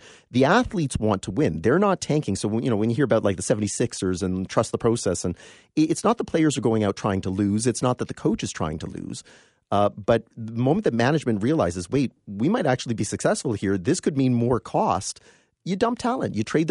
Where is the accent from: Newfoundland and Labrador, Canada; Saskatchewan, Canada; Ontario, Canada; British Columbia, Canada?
Ontario, Canada; London; also born or lived in Windsor; And moved to London when I was four. And so I'm very familiar with half the city is split between Toronto and Detroit, right?